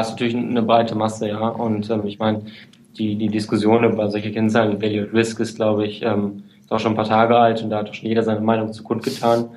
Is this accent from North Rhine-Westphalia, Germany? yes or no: yes; Münster, North Rhine-Westphalia, Germany; moved away as an adult; also born or lived in Hamburg; now in Munich, Germany; komme halt aus dem Westfalen, aus Münster